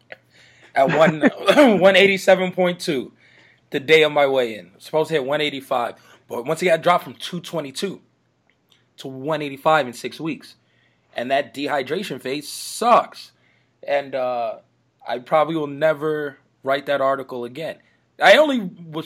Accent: New York, United States; I'm from New York

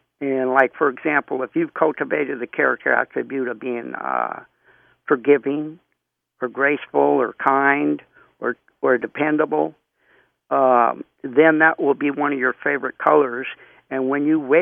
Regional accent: Crockett, California, United States; also born or lived in Oakland, California; I was born in, actually, in Oakland, California. We lived in Crockett, and then, you know, I was born at the hospital

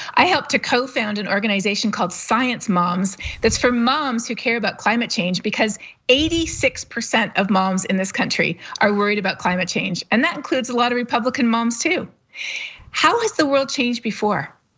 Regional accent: Canada; I'm not a U S citizen, to be totally honest. I'm Canadian

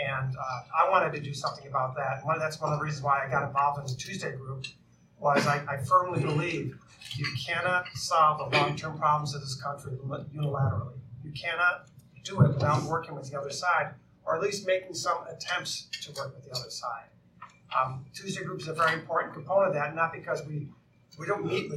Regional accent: Syracuse, New York, United States; upstate New York, my hometown of Syracuse

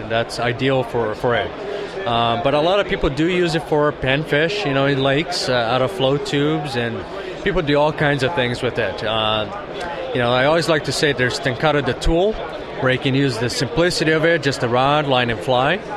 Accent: Brazil; now in California, United States; where I grew up in Brazil

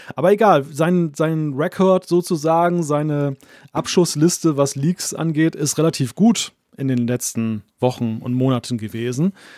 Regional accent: Germany; Deutsche unter lauter Schweizern bin

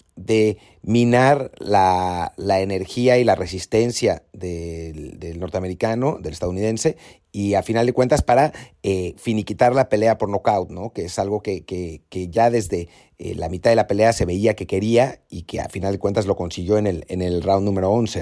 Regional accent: Mexico; como mexicanos

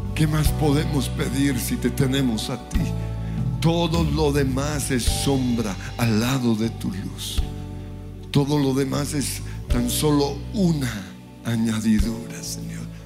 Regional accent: Colombia; como colombianos

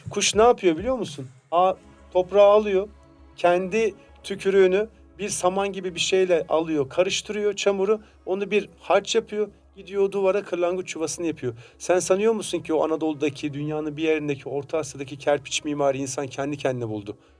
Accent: Samsun, Turkey; Ben de Samsun'daki mesela taş bir evde büyüdüm

